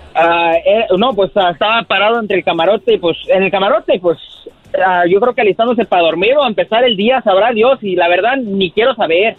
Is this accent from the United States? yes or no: yes; Chicago, Illinois, United States; now in Austin, United States; soy de aquí, de Austin, Texas, y originalmente de Chicago